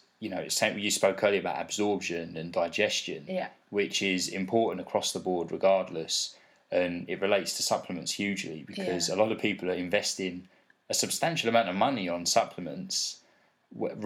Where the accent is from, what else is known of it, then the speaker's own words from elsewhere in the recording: London, United Kingdom; I grew up in South East London